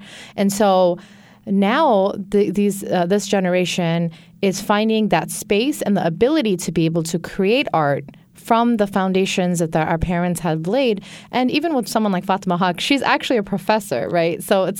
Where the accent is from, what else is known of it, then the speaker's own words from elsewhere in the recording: Bangladesh; So growing up as a kid, anytime I would tell someone that I was from Bangladesh, people would look at me like, what's that?